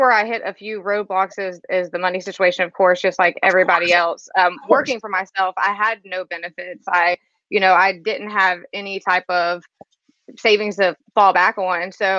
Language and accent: English; Biloxi, Mississippi, United States; moved away as an adult; also born or lived in Los Angeles; I'm from Biloxi, Mississippi. It's a little town about an hour outside New Orleans.